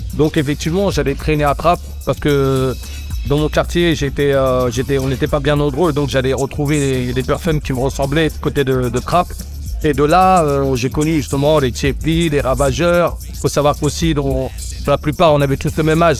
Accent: Plaisir, Île-de-France, France; also born or lived in Senegal; je viens de plaisir, ouais, dans 78, dans un quartier qui s'appelle le Balibou, qui est à 5, 6, 7 km de trappe. Donc voilà, c'est là d'où je viens, c'est là où j'ai grandi. Je suis arrivé là-bas en 1975 en provenance du Sénégal

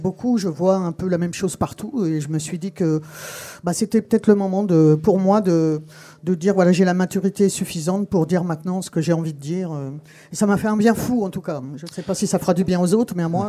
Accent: Texas, United States; moved away; j'ai été élevé au Texas

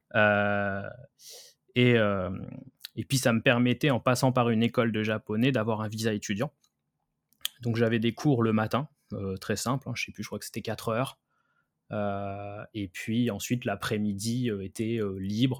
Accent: France; moved away as an adult; also born or lived in Kyoto, Japan; quand on est français

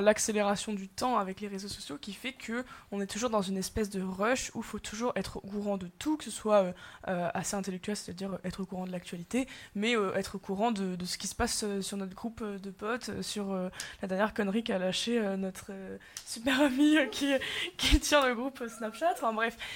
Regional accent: France; en tant que bon français

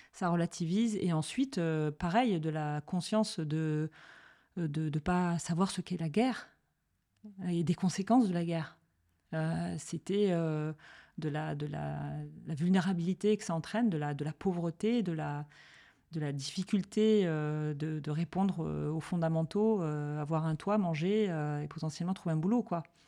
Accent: Marseille, Provence-Alpes-Côte d'Azur, France; j'ai grandi à Marseille

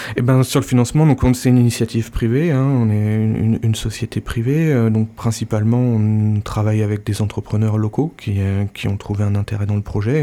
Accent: Normandy, France; also born or lived in United States; now in Landes, France; je suis normand, né euh, sous la pluie, mais proche de, proche de la mer aussi.

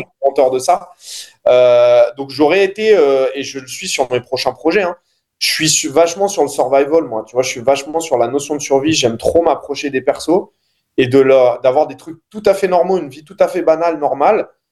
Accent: Noisy, Île-de-France, France; j'ai grandi à Noisy

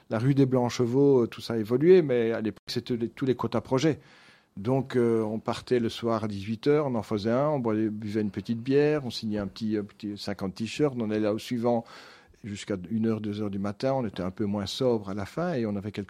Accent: Wallonia, Belgium; Dans le Brabant wallon. Donc, mes parents étaient fermiers, mais des fermiers qui ont évolué.

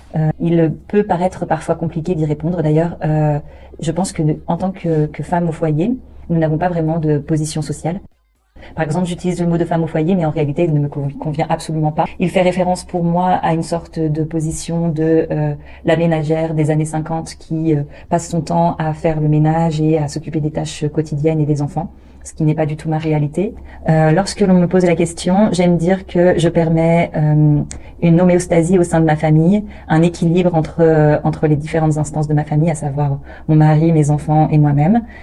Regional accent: France; moved away as an adult; now in Austin, United States; Je suis née en France et mon mari et moi, nous sommes partis de France il y a 6 ans.

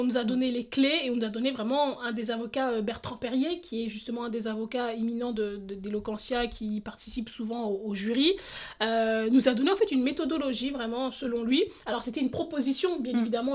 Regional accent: Stains, Île-de-France, France; je suis née, j'ai grandi en Seine-Saint-Denis

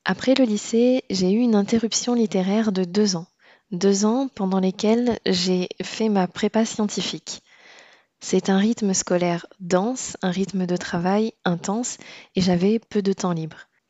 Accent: Réunion; moved away as an adult; also born or lived in Poitiers; je suis née et j'ai grandi à La Réunion

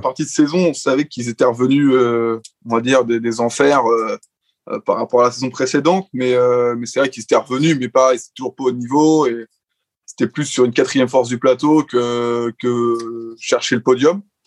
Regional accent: France

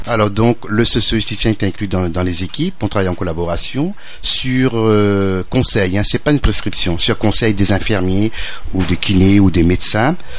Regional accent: Réunion; moved away; also born or lived in Metropolitan France; en tant que natif de l'île de la Réunion, je suis réunionnais, mais j'ai vécu en métropole et je suis revenu

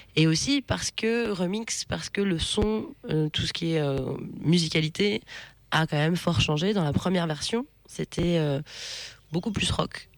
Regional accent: Mayenne, Pays de la Loire, France; je, suis originaire de la Mayenne

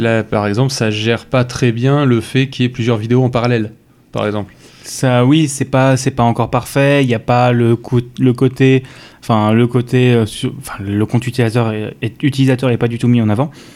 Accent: Strasbourg, Grand Est, France; je suis originaire de la banlieue de Strasbourg

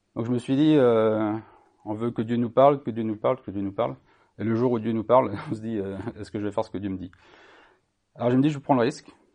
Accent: Brittany, France; je suis né en Bretagne. J'ai 50 ans et je connais bien la Bretagne et les Bretons

